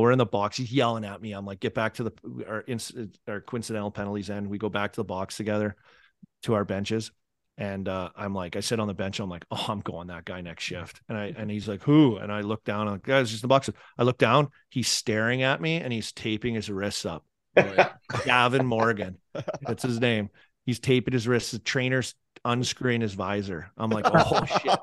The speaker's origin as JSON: {"language": "English", "town": "Saskatoon", "region": "Saskatchewan", "country": "Canada", "tie": "born or raised there", "moved": "yes", "lives_now": "United States", "said": "growing up in Saskatoon"}